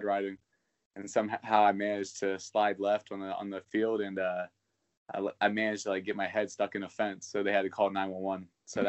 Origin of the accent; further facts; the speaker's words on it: Zanesville, Ohio, United States; I was born in Zanesville, Ohio.